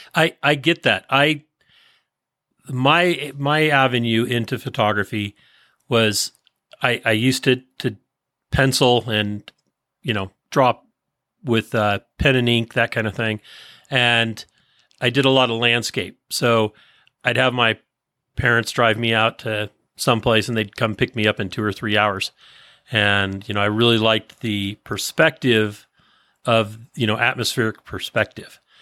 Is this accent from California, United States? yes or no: yes; San Francisco Bay Area, California, United States; moved away as an adult; now in Placerville, United States; I was born in and raised in the San Francisco Bay Area, just outside of San Francisco